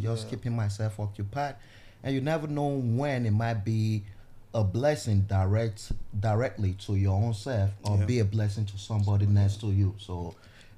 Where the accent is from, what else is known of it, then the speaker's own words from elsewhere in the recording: Edo, Nigeria; now in United States; growing up in Nigeria